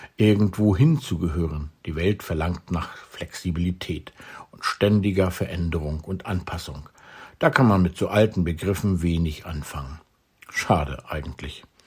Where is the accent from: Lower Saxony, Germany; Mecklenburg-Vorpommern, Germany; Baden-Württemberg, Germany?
Mecklenburg-Vorpommern, Germany; also born or lived in Mildenitz / Wismar / Neubrandenburg / Rostock; ich bin in Mecklenburg geboren